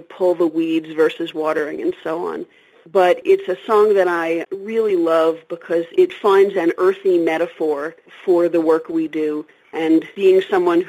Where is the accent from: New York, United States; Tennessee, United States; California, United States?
New York, United States; New York City; I grew up in New York City and I'm totally an urban girl